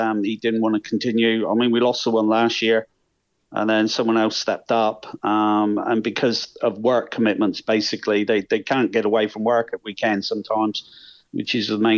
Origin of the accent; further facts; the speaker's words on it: Millbrook, South West England, United Kingdom; I'm originally from Millbrook